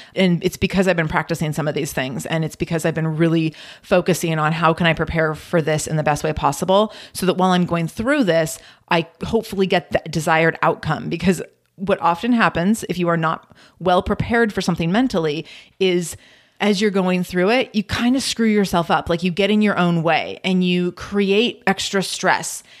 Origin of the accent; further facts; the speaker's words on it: Pacific Northwest, United States; I'm born and raised in the Pacific Northwest